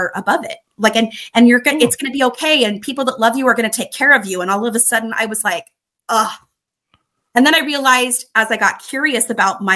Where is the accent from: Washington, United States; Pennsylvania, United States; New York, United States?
Washington, United States; Spokane; my hometown in Spokane, Washington